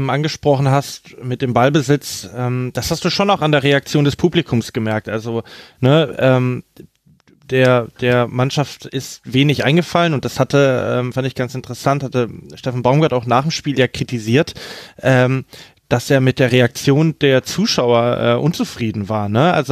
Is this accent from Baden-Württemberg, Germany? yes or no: yes; Stuttgart, Baden-Württemberg, Germany; schwer, wenn ich das als Stuttgarter sage, aber man, man kann in Köln eigentlich sehr dankbar sein für ein weiteres Jahr Bundesliga